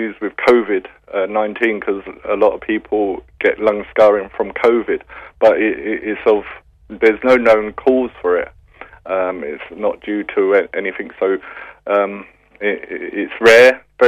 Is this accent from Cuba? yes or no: no; London, United Kingdom; moved away as an adult; I was brought up in London and came over here for the Failure in 1990